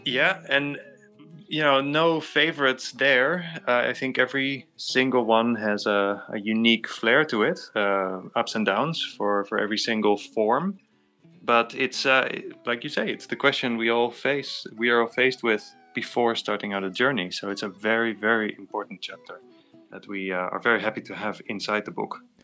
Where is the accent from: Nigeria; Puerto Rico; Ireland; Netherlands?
Netherlands; growing up in Netherlands, everyone cycles and so did